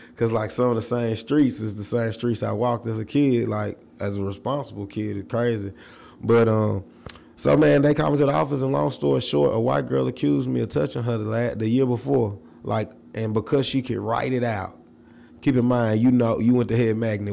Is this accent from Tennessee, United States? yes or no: yes; Nashville, Tennessee, United States; growing up in South Nashville